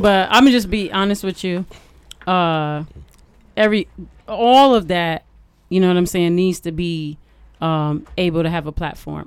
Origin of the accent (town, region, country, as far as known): Detroit, Michigan, United States